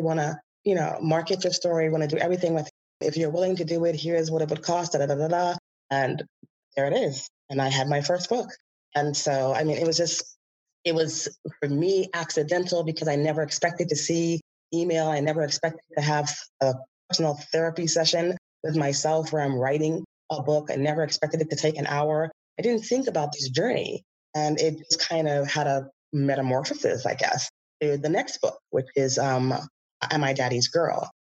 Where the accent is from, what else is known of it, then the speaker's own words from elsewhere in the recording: Bahamas; moved away as an adult; now in California, United States; I grew up in the Bahamas